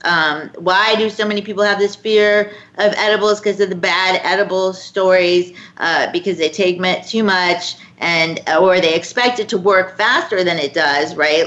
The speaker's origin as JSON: {"language": "English", "region": "Florida", "country": "United States", "tie": "born or raised there", "said": "my home state of Florida"}